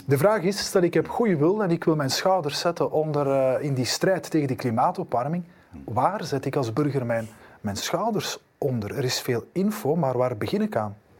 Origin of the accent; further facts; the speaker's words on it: Flanders, Belgium; bij ons in Vlaanderen